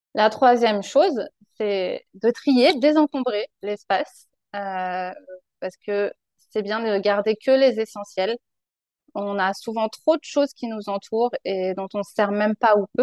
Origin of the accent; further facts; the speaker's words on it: France; moved away as an adult; also born or lived in Paris region; now in British Columbia, Canada; Je suis originaire de France